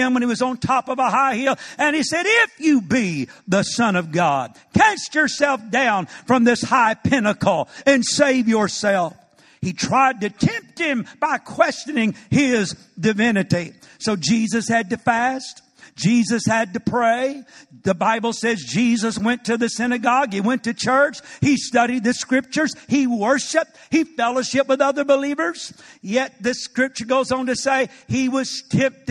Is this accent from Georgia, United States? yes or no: yes; Macon, Georgia, United States; moved away as an adult; also born or lived in Cordele, Georgia / Atlanta, Georgia; now in Dallas, United States; I was raised in nearby Macon and used to live in Atlanta